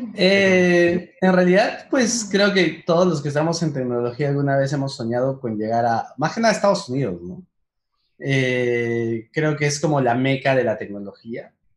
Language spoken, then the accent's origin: Spanish; Huancayo, Junín, Peru; moved away as an adult; now in Medellín, Colombia; soy peruano, nací en Huancayo